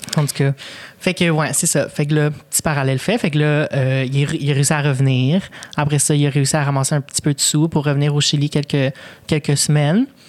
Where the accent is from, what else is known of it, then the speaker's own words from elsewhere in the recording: Longueuil, Quebec, Canada; first language Spanish; French is a second language; je suis née ici. Puis euh, à Longueuil, fait j'ai grandi à Longueuil